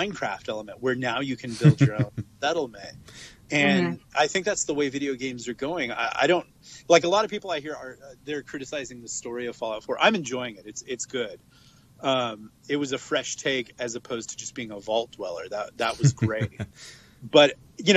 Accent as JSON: {"language": "English", "region": "West Coast", "country": "United States", "lives_now": "Los Angeles, United States", "said": "I'm from the West Coast"}